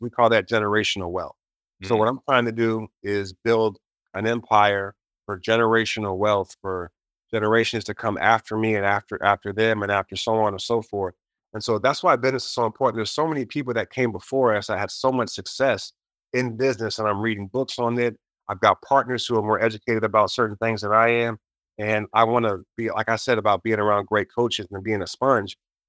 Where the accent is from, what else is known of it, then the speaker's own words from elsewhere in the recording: United States; Especially as an American, we have the most COVID cases right now.